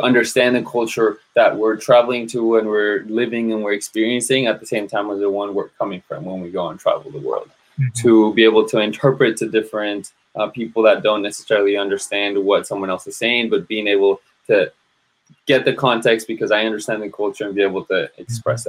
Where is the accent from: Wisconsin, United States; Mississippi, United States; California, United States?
California, United States; San Jose; I grew up in San Jose, California, and then went off to college